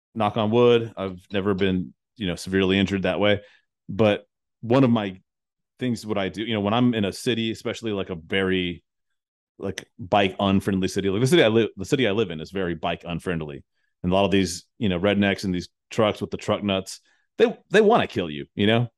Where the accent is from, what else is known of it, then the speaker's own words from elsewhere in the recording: United States; as an American